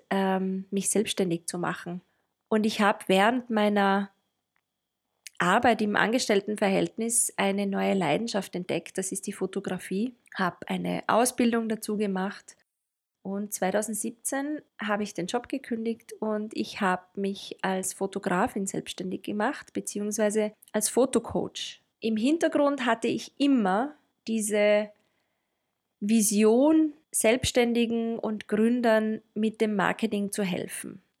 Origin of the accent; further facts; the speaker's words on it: Tyrol, Austria; accent: Tyrolean; now in Vienna, Austria; meistens werde ich an meinem rollenden R gleich als Tirolerin identifiziert. ich lebe in Wien